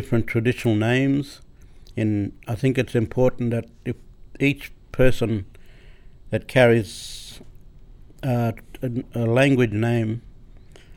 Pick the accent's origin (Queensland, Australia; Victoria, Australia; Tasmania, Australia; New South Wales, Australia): Queensland, Australia; Cooktown; I was born in Cooktown, 1961, in the old Cooktown Hospital.